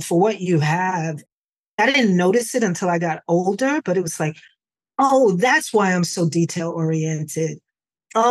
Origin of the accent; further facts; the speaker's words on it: New York City, New York, United States; But I grew up in the Bronx